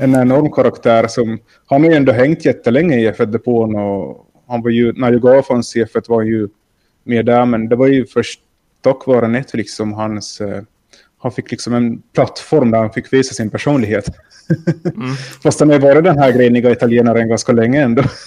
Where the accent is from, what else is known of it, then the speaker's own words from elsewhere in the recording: Finland; jag är från Finland